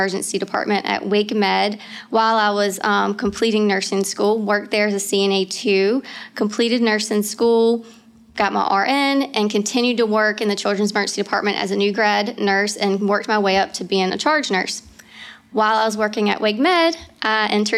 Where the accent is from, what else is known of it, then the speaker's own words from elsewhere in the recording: Knightdale, North Carolina, United States; also born or lived in Wilmington, North Carolina; I'm actually from Knightdale, North Carolina. It's about 15 minutes east of Raleigh. I've grew up here in North Carolina. I've never left